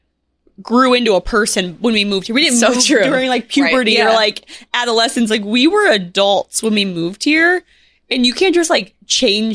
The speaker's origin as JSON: {"language": "English", "region": "Minnesota", "country": "United States", "tie": "born or raised there", "also_born_or_lived": "North Dakota", "moved": "as an adult", "lives_now": "New York, United States", "said": "I grew up in Minnesota, went to school in North Dakota."}